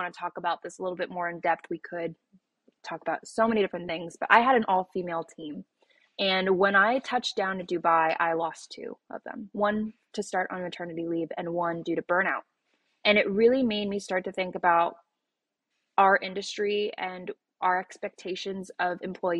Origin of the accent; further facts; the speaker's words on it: Los Angeles, California, United States; I'm actually from Los Angeles